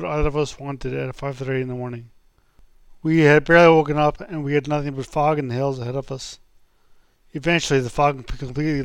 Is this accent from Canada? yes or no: yes; St. John's, Newfoundland and Labrador, Canada; I was from St. John's